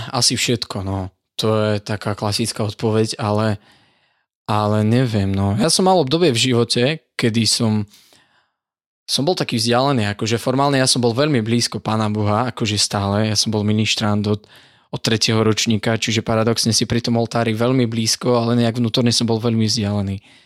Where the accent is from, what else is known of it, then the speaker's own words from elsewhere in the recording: Dubovica, Prešov Region, Slovakia; pochádzam z východu, z Dubovice, to je taká dedinka pri Lipanoch v okrese Sabinov